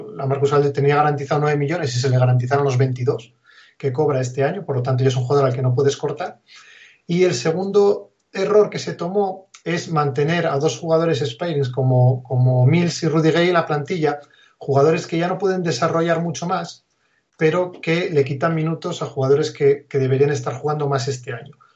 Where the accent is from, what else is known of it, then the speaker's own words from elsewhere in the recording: Asturias, Spain; also born or lived in Oviedo; yo soy asturiano, vivía en un pequeño pueblo aquí de Asturias